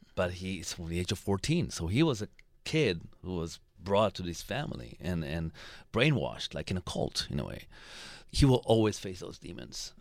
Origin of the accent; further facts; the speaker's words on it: Israel; I'm coming from Israel